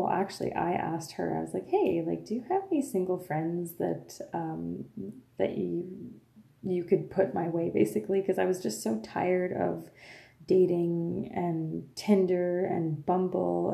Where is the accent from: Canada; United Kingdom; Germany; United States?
Canada; Lafontaine, Ontario; first language French; English is a second language; I was born and raised, like I said, in a little French community called La Fontaine. I am French Canadian. My first language is French